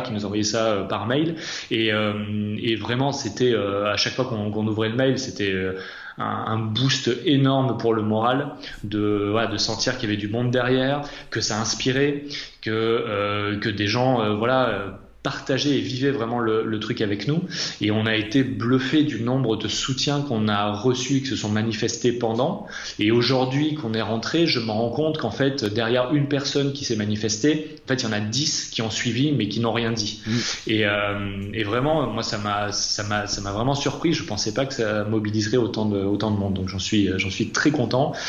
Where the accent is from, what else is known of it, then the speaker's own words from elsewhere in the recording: Massif Central, France; j'ai grandi dans le Massif Central